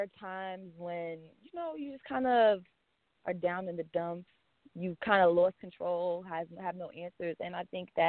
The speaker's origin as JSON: {"language": "English", "area": "Long Island", "region": "New York", "country": "United States", "tie": "born or raised there", "said": "I was born and raised in Long Island."}